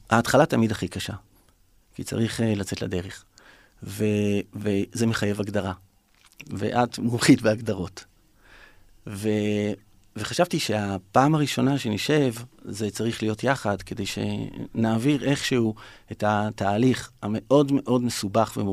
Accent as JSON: {"language": "Hebrew", "town": "Ramat Gan", "region": "Tel Aviv District", "country": "Israel", "tie": "born or raised there", "lives_now": "Tel Aviv, Israel", "said": "גדלתי ברמת גן, ועברתי לגור בתל אביב, ולמדתי בעירוני ה'"}